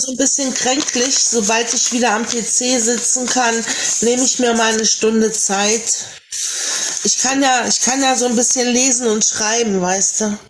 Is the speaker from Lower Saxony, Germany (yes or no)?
yes; Lower Saxony, Germany; born or raised there